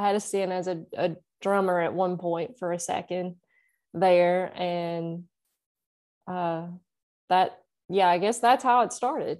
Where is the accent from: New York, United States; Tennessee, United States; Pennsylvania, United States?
Tennessee, United States; Nashville; that's where I'm from. I'm in, I'm in Nashville. I've always lived here